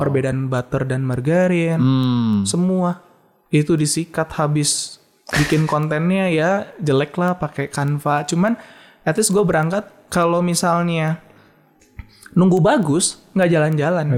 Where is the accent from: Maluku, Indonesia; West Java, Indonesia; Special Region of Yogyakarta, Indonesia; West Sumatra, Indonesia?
West Java, Indonesia; Bandung; gue tuh orang Bandung